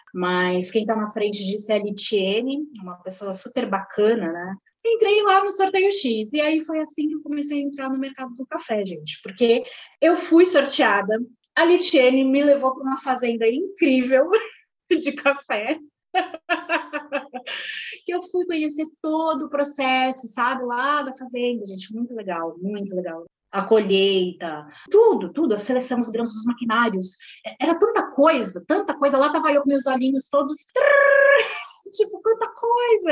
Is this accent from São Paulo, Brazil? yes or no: yes; Santos, São Paulo, Brazil; moved away as an adult; now in São Paulo, Brazil; Eu sou da Baixada Santista, sou nascida em Santos